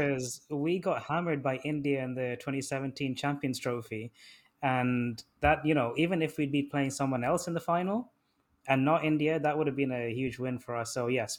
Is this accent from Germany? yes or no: yes; Germany; me being a German and Bayern Munich supporter while being in a completely English school